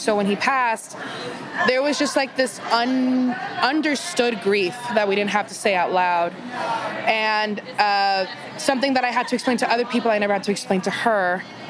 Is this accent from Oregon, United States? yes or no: no; Miami, Florida, United States; moved away; When I'm Cuban from Miami, and it's so funny because my whole life, that Spanish, that Cuban Spanish is like half English, mm-hmm. half actual Spanish.